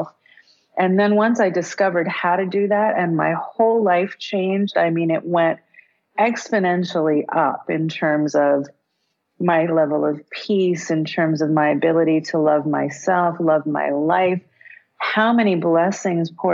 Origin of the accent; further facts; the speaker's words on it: South Africa; I was born in South Africa during apartheid